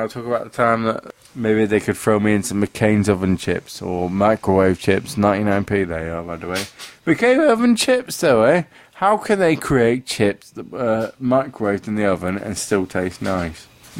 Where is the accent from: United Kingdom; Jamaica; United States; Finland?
United Kingdom; We are actually from Britain.